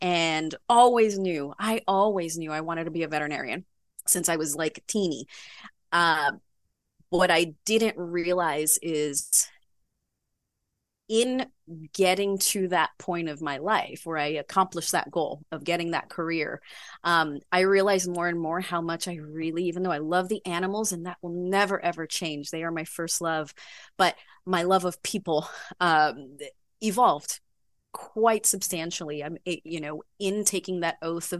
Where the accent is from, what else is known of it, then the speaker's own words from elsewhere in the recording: New York City, New York, United States; also born or lived in Caribbean; I'm a native New Yorker, born and raised in Manhattan.